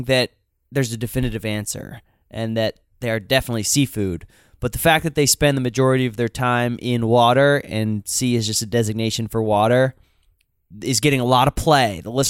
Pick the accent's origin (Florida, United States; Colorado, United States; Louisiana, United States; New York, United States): Florida, United States; I'm born and raised in Florida.